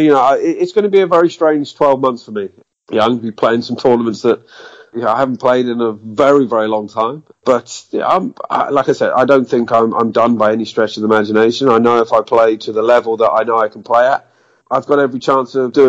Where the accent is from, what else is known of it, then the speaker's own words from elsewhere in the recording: United Kingdom; being British